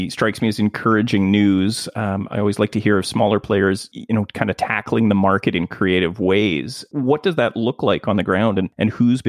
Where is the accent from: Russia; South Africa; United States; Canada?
Canada; also born or lived in Whistler; would that work as a Canadian